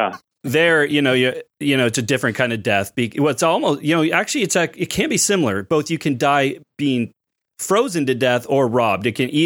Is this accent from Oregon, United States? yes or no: yes; Milwaukie, Oregon, United States; Brian and I are both from Oregon, the Portland area.